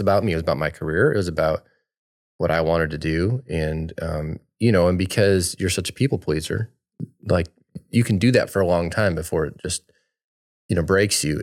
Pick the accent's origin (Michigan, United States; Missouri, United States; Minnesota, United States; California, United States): Michigan, United States; moved away as an adult; also born or lived in Florida; We grew up in Michigan, uh, our whole life